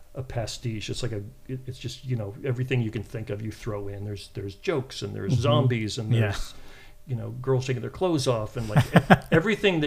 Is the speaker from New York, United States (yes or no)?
no; San Francisco Bay Area, California, United States; I grew up in the San Francisco Bay Area